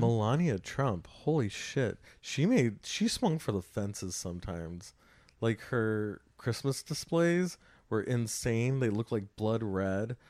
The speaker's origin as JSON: {"language": "English", "area": "Los Angeles County", "region": "California", "country": "United States", "tie": "born or raised there", "said": "I grew up in Los Angeles County"}